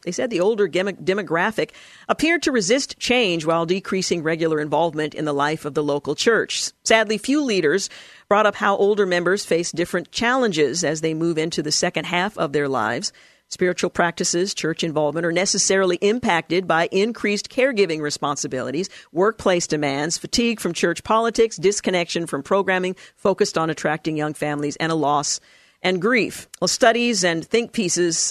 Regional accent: Portland, Oregon, United States; I recall growing up in the House of Prayer for All Nations, the little church that I attended in Northeast Portland as a child up until the time that I was a young adult

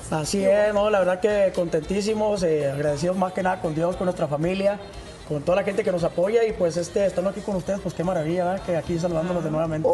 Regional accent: Aldama, Chihuahua, Mexico; now in Chihuahua, Mexico; Soy de Aldama, Chihuahua

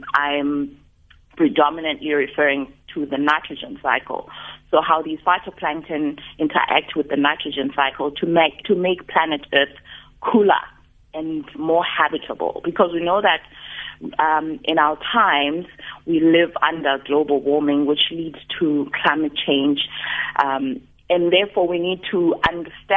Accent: Mthatha, Eastern Cape, South Africa; now in Cape Town, South Africa; I was born in Mthatha

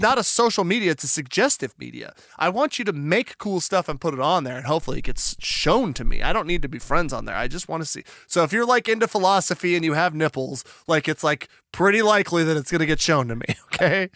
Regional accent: Albuquerque, New Mexico, United States; now in Oregon, United States; I'm from Albuquerque, and so it's like I'm from the desert Southwest

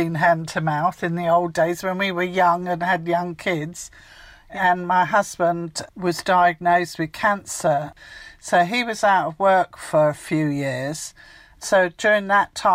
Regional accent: Chichester, South East England, United Kingdom; moved away as an adult; also born or lived in Hertfordshire; I grew up in Sussex in Chichester, so I've always lived near the sea

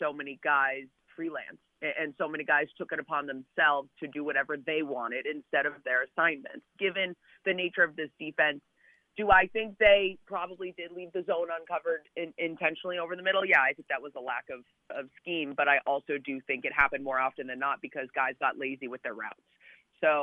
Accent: New England, United States; moved away as an adult; now in Wisconsin, United States; I grew up in New England

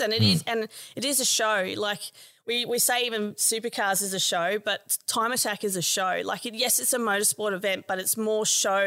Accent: Adelaide, South Australia, Australia; moved away; I'm actually originally from Adelaide

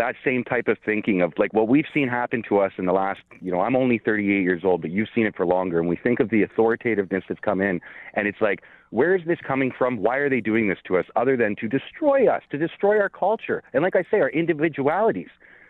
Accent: Canada; as a Canadian

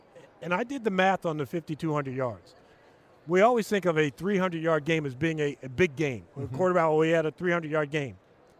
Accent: Los Angeles, California, United States; As a kid growing up in Los Angeles

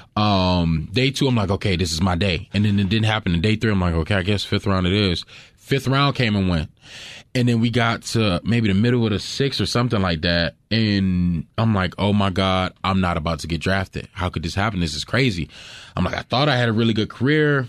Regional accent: Fitzgerald, Georgia, United States; moved away; I grew up in Fitzgerald, uh, Georgia. Very, very small town

